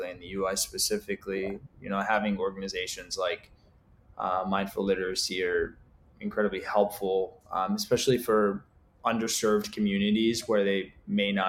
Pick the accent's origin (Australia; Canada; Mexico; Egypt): Egypt; now in United States; I'm from Egypt